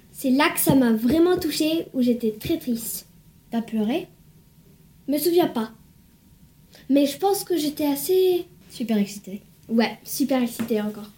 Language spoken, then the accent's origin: French; France; now in United States; je suis née en France